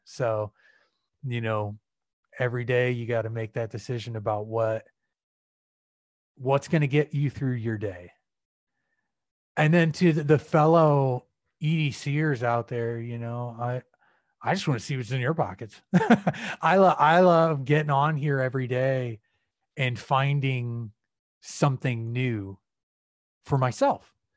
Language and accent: English; Peoria, Illinois, United States; moved away as an adult; also born or lived in Chicago, Illinois; now in Arizona, United States; I'm originally from the Midwest. Central Illinois, uh, grew up there for about eighteen years, uh, Peoria